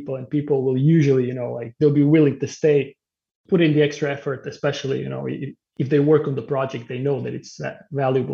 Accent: Croatia; now in Sweden; I'm also coming from Croatia

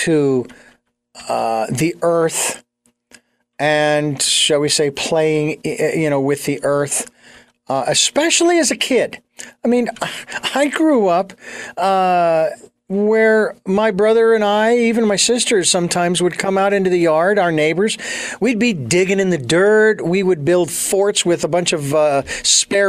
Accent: Phoenix, Arizona, United States; now in Santa Barbara, United States; I was born and raised in Phoenix

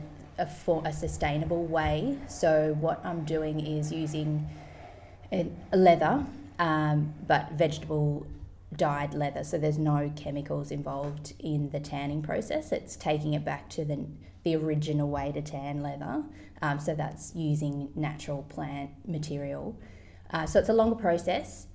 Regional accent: Tasmania, Australia; moved away as an adult; also born or lived in London / Sydney; now in Byron Bay, Australia; I grew up in Tasmania and could not wait to get out into the world. So, I moved to London when I was about 19, 20

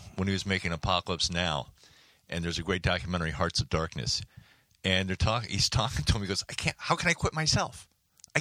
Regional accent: Miami, Florida, United States; I was raised in Miami

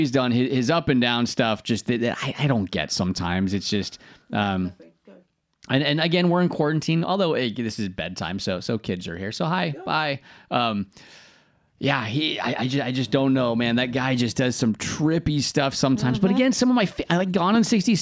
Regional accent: United States; now in United Kingdom; I'm American

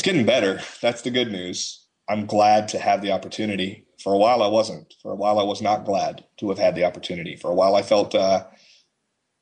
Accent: Atlanta, Georgia, United States; from Atlanta, Georgia

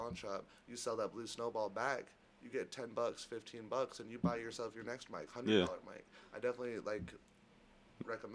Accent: St. Augustine, Florida, United States; now in Texas, United States; I grew up in St. Augustine, which is the oldest city in the United States

